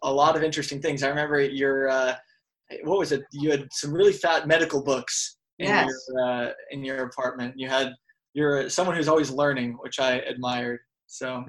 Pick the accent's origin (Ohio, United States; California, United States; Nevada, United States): Nevada, United States; Las Vegas; moved away as an adult; also born or lived in Pennsylvania / Utah; I'm originally from Las Vegas and then moved all the way out to Pennsylvania